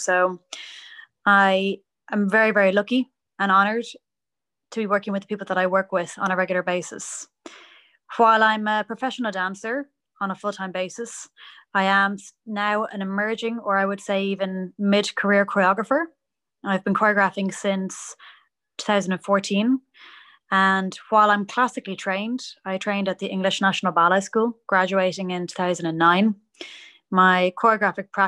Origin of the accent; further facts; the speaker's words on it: Dublin, Leinster, Ireland; moved away as an adult; now in Antwerp, Belgium; I come from Dublin, Ireland.